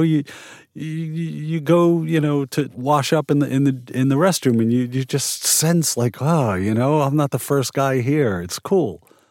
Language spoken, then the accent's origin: English; New York, United States; now in Portland, United States; I grew up in New York. I've been in Portland since ninety-two.